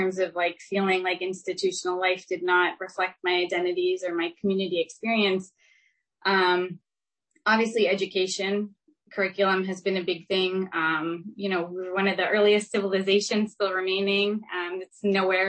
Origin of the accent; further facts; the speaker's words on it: Maine, United States; moved away; I grew up in Maine